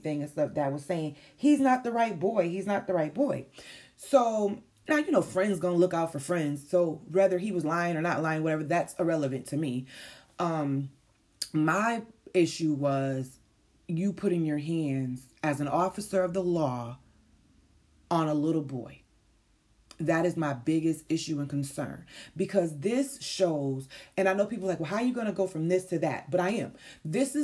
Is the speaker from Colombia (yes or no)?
no; Syracuse, New York, United States; moved away; this is my hometown that this situation happened